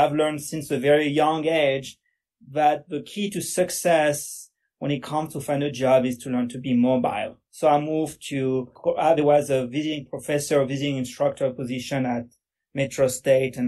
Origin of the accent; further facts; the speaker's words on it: a suburb of Paris, Île-de-France, France; English is a second language; moved away as an adult; now in Denver, United States; I was born and raised in France, so this is where my accent comes from. I was born in a suburb of Paris